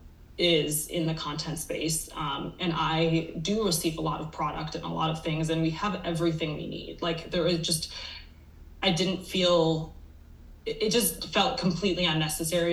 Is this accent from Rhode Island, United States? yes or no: no; Minnesota, United States; now in Santa Barbara, United States; we are from Minnesota